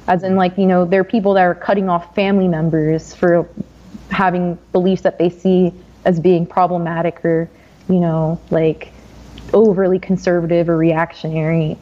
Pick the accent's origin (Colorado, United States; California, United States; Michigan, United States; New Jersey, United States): New Jersey, United States; I'm from New Jersey